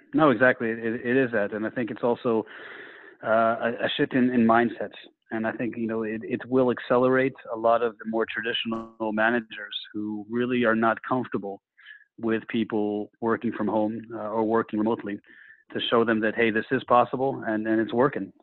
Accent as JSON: {"language": "English", "country": "United States", "moved": "yes", "said": "as an American to work at the headquarters here"}